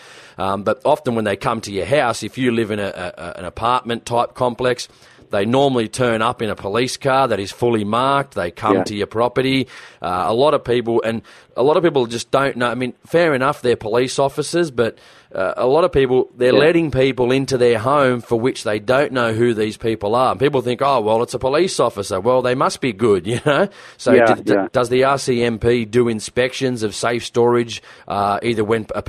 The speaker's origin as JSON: {"language": "English", "region": "New South Wales", "country": "Australia", "said": "here in Australia, in my home state of New South Wales"}